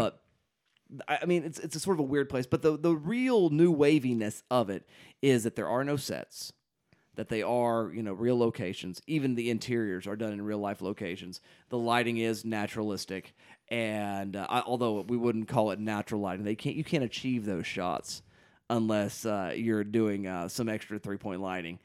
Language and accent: English; United States; as an American viewer